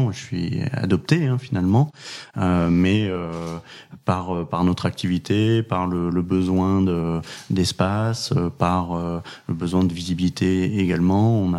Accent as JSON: {"language": "French", "town": "Pau", "region": "Nouvelle-Aquitaine", "country": "France", "tie": "born there", "said": "Moi, je suis né à Pau. j'ai déménagé pas loin de 20 fois dans, ma vie."}